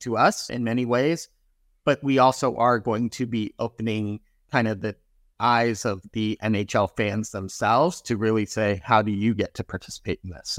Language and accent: English; Chicago, Illinois, United States; also born or lived in Wisconsin; now in California, United States; I grew up in Chicago